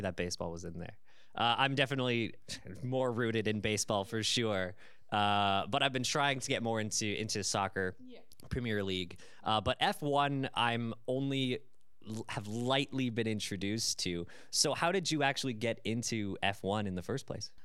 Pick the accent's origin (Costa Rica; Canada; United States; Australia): Canada; As a Canadian